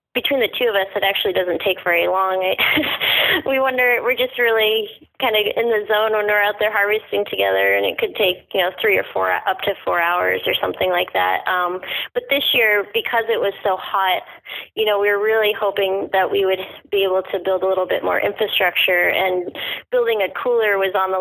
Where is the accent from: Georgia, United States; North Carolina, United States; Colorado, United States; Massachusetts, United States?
Massachusetts, United States; Cape Cod; moved away as an adult; also born or lived in Montreal; now in Oregon, United States; Cape Cod, Massachusetts, which is where I grew up